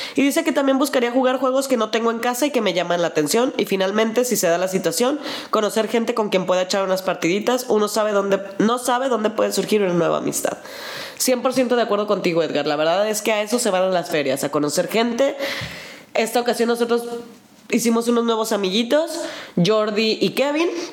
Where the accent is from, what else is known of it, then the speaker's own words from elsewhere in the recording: Mexico; accent: Mexican; toda la gente que nos preguntaba de dónde veníamos y decíamos México